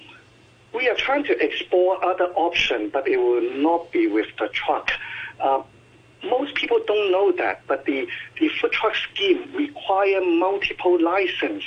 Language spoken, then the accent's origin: English; Hong Kong; I grew up in Hong Kong in very, very local neighborhood